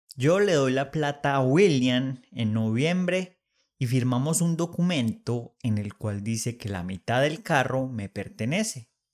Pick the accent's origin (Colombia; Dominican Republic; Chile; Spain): Colombia; Manizales, Caldas; now in Bogotá, Colombia; me voy para Manizales, mi ciudad natal